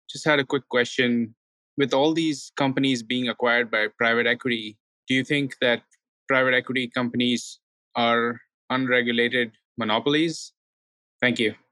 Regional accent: New York, United States; Well, I'm … from New York.

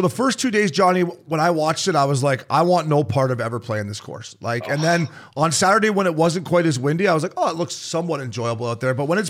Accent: outside Toronto, Ontario, Canada; I grew up outside Toronto, so I never went in the city a whole lot growing up.

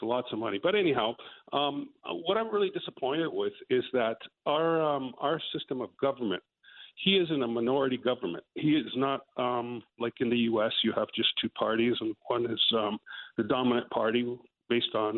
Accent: Toronto, Ontario, Canada; I'm from Toronto

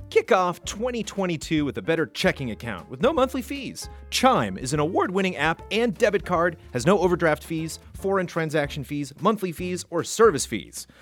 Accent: Southern California, United States; Born and raised in Southern California

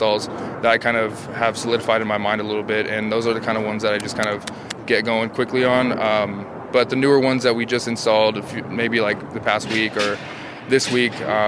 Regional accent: Los Angeles, California, United States; moved away as an adult; now in Seattle, United States; I come from Los Angeles, big city

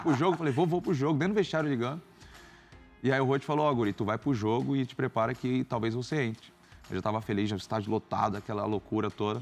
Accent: São Paulo, Brazil; Eu sou de São Paulo, então para mim seria muito cômodo estar perto da minha família

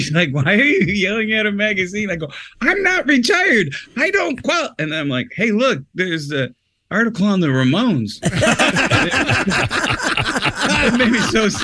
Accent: Syracuse, New York, United States; I grew up in Syracuse, New York

